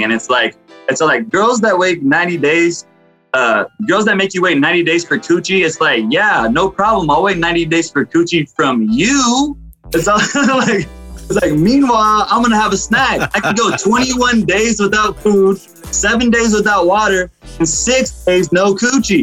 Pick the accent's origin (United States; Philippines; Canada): United States; Fresno, California; moved away as an adult; also born or lived in Los Banos, California / Kerman, California; I moved away from Fresno